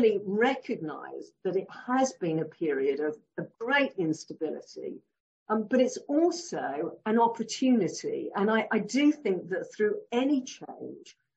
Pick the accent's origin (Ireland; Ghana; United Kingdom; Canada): United Kingdom; Leigh-on-Sea, East of England; also born or lived in Warwick; I was born in Lee-on-Sea in Essex